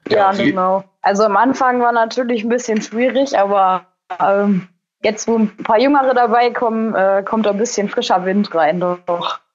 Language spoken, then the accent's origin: German; Kalkar, North Rhine-Westphalia, Germany; ich bin 26 Jahre alt, komme aus Kalka, das liegt am Niederrhein. Wir haben einen äh, landwirtschaftlichen Legehennenbetrieb